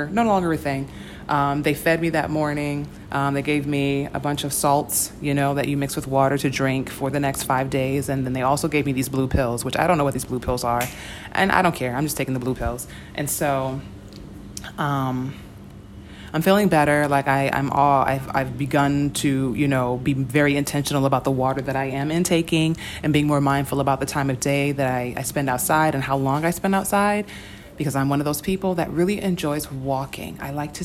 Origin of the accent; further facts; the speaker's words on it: United States; as an American